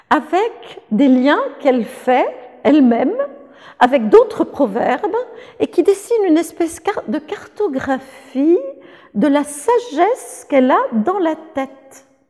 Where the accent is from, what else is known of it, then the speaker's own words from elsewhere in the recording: France; je suis française